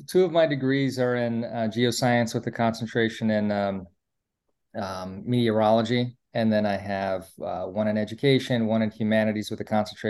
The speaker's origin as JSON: {"language": "English", "region": "East Coast", "country": "United States", "moved": "yes", "lives_now": "Hawaii, United States", "said": "I was trying to get residency so I can pay for in-state tuition, because I was from the East Coast and I moved to Hawaii."}